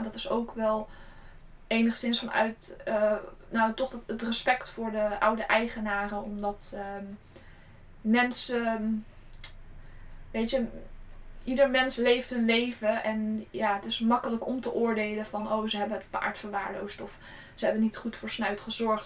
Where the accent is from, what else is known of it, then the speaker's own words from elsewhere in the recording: Gorinchem, South Holland, Netherlands; also born or lived in Utrecht; ik kom oorspronkelijk uit Gorkum